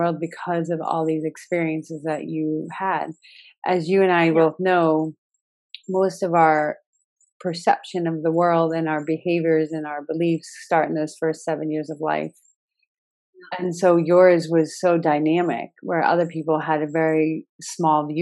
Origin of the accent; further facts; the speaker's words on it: United States; moved away as an adult; also born or lived in Australia; now in Brazil; I'm American